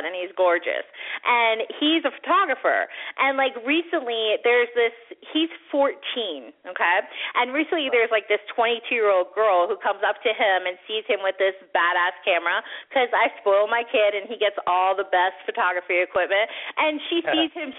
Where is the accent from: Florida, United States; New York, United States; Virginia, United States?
Florida, United States; when I was like 14, 15, 16 years old, I grew up in Florida, so like I'm going into the best clubs in Miami